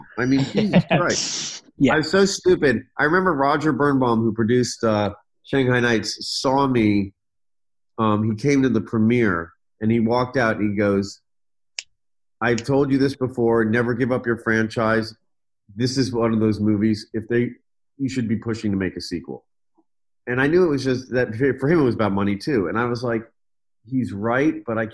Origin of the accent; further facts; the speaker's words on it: Washington, District of Columbia, United States; I grew up in Washington, D.C.